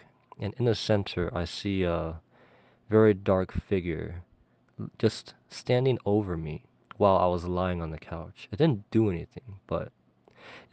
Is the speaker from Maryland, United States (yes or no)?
no; California, United States; I'm from California